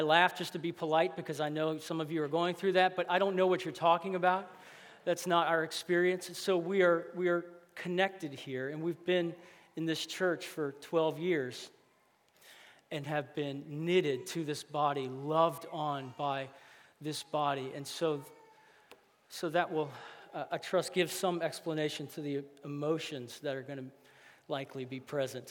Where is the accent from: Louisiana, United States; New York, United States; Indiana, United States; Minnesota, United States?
Louisiana, United States; I grew up here. It's my hometown